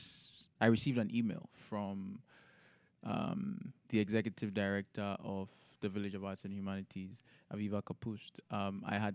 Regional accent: Ghana; moved away; I'm from Ghana

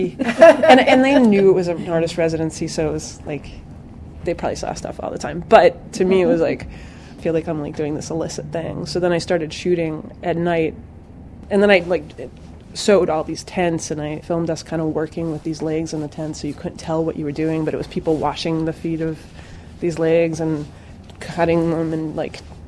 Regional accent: Western Canada, Alberta, Canada; moved away; also born or lived in New Jersey; I actually worked at a residency program in Canada, which is where I grew up in Western Canada, in Alberta

